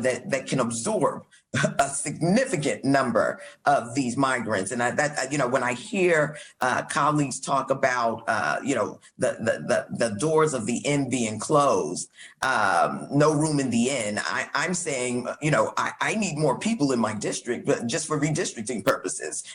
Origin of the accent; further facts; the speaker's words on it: New York City, New York, United States; I'm from Brooklyn, New York